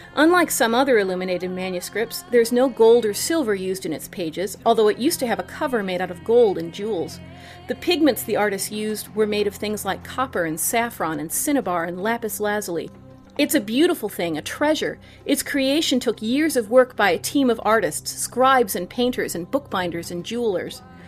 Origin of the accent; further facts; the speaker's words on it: St. Louis, Missouri, United States; I grew up in Saint Louis